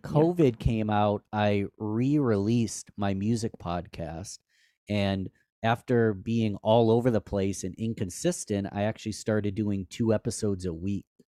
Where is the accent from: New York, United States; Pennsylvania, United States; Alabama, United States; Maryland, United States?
New York, United States; Rochester; my hometown, which is Rochester, New York, upstate New York.